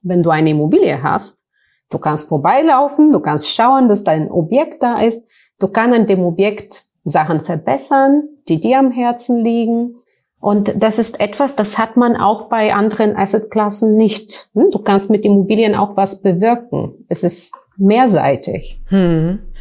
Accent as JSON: {"language": "German", "country": "Bulgaria", "also_born_or_lived": "United States / Frankfurt", "second_language": "German", "moved": "as an adult", "lives_now": "Germany", "said": "Ich komme aus Bulgarien ursprünglich, hört man vielleicht so ein bisschen"}